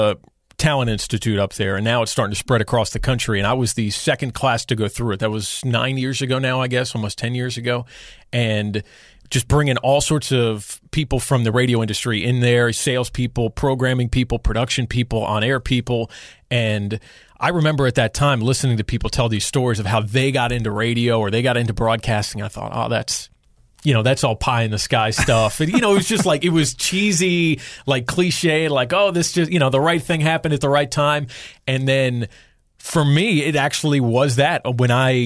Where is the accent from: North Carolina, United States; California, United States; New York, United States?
North Carolina, United States; Charlotte; moved away as an adult; I'm from Charlotte, love Charlotte, want to come back